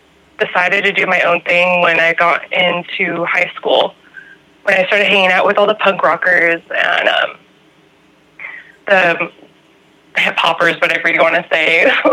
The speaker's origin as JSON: {"language": "English", "region": "California", "country": "United States", "said": "I am from"}